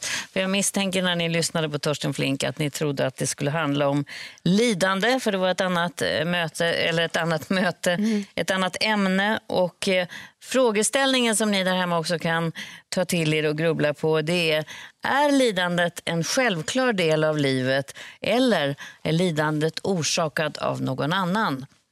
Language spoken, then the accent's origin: Swedish; Sweden; som svensk